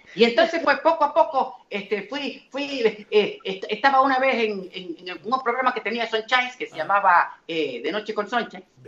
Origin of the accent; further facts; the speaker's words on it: Santo Domingo, Distrito Nacional, Dominican Republic; also born or lived in Trinidad; now in Puerto Rico; yo vengo de Trinidad este, eh, nací allá, eh, criado en Santo Domingo, y, después brinqué el charco para Puerto Rico